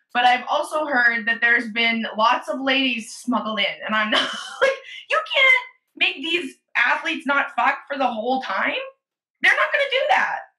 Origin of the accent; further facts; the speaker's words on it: Edmonton, Alberta, Canada; stepmom sent me a list of famous Edmontonians, and I was on it